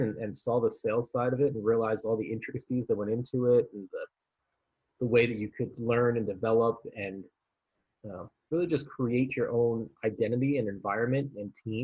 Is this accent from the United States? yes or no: yes; Philadelphia, Pennsylvania, United States; moved away as an adult; also born or lived in Miami, Florida; I was from Philadelphia. I was going to go back there for the summer anyway.